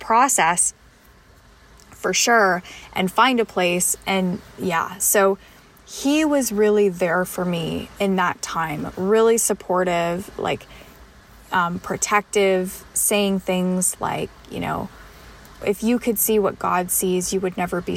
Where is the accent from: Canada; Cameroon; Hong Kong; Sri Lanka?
Canada; as a Canadian